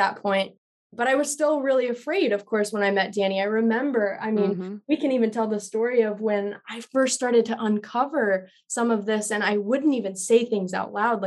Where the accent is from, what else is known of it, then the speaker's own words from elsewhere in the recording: Colorado, United States; moved away as an adult; now in California, United States; I'm from Colorado